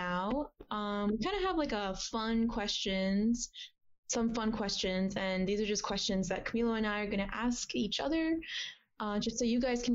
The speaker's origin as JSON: {"language": "English", "region": "Illinois", "country": "United States", "tie": "born or raised there", "also_born_or_lived": "India", "moved": "as an adult", "lives_now": "Houston, United States", "said": "I grew up in Illinois for the most part, but right now I live in Houston"}